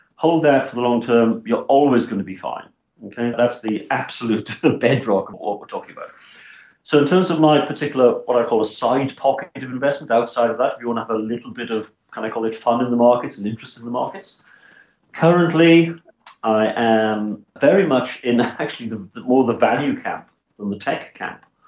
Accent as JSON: {"language": "English", "town": "Swansea", "region": "Wales", "country": "United Kingdom", "tie": "born or raised there", "also_born_or_lived": "Bristol", "moved": "as an adult", "lives_now": "South Africa", "said": "I was born in 1967 in a place called Swansea in South Wales, very far away from any kind of stock exchange"}